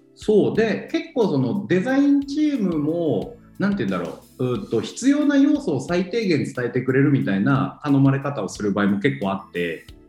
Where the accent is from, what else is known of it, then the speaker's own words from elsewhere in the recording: Iwate, Japan; moved away; もともと僕地元が岩手県で